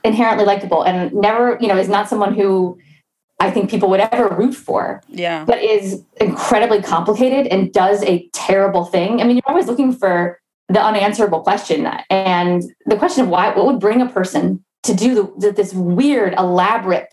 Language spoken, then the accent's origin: English; United States; I'm from the DC suburbs. People shit on my hometown all the time